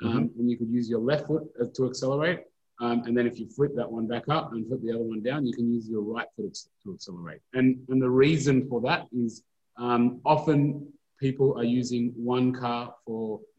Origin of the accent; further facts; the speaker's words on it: New South Wales, Australia; I'm from New South Wales